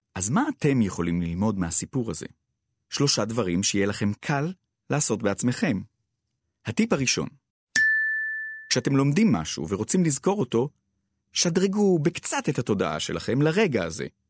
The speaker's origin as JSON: {"language": "Hebrew", "town": "Ramat HaSharon", "region": "Tel Aviv District", "country": "Israel", "tie": "born or raised there", "said": "גדלתי בנברסקו, שכונה ברמת השרון"}